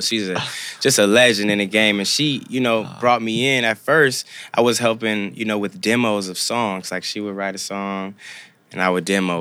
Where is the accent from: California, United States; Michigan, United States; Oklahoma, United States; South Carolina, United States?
California, United States; Compton; also born or lived in Norwalk / Santa Fe Springs; Grew up in Compton, went to school in Norwalk, Santa Fe Springs